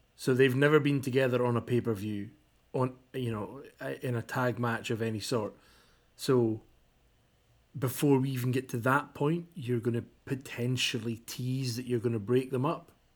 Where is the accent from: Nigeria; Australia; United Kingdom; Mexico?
United Kingdom; Kirkcaldy, Scotland; It's a little place in Fife called Kirkcaldy." And I was like, "Yeah, that's where I'm from."